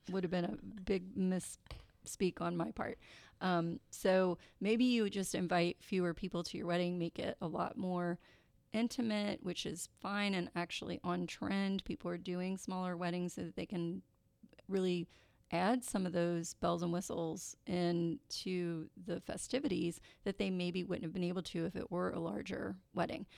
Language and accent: English; Kentucky, United States; I am from Kentucky